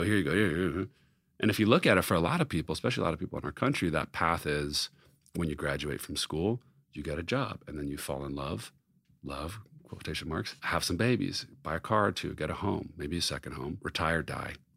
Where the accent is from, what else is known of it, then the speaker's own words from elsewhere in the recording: Los Angeles, California, United States; growing up in Los Angeles